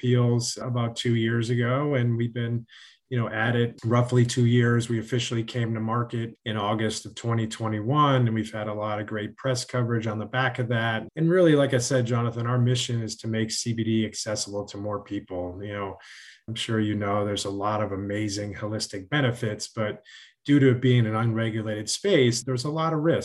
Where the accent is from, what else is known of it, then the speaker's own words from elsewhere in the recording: Connecticut, United States; I grew up in Connecticut